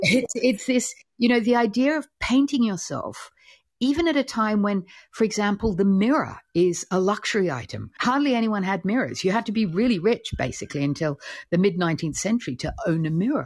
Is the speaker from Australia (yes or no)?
yes; Australia; I'm Australian